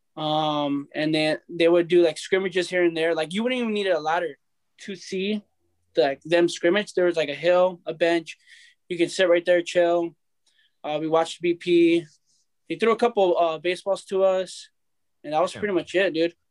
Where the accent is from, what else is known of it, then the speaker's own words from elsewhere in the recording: Anaheim, California, United States; I'm from Anaheim. I grew up in Anaheim